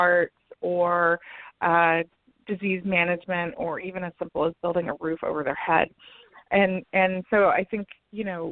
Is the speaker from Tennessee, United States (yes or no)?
yes; Tennessee, United States; my home state of Tennessee